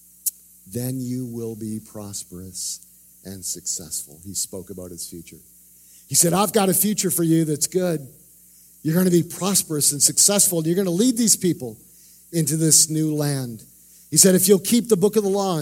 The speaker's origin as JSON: {"language": "English", "country": "Canada", "tie": "born or raised there", "moved": "yes", "said": "I grew up in Canada."}